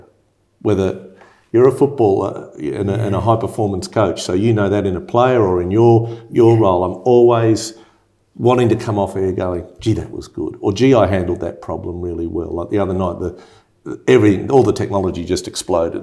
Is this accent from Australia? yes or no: yes; Sydney, New South Wales, Australia; also born or lived in England; I was born in England. My father met my mother at Royal North Shore Hospital. Dad was a doctor, mum was a nurse. They went to England. Dad did his specialty, anaesthesia, and I came along. And moved back here, been here, I'm nearly 58. And I went to Lane Cove Public, North Sydney Boys High, Macquarie University